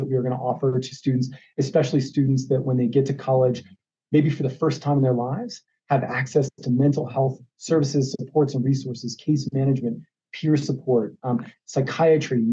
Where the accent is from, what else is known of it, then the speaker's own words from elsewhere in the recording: Ohio, United States; now in Arizona, United States; I grew up in Ohio, so there's a part of me that's traditionally an Ohio State Buckeye fan.